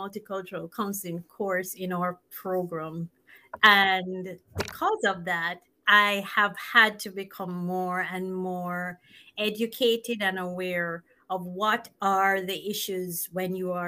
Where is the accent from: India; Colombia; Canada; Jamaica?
Jamaica; moved away; I'm from Jamaica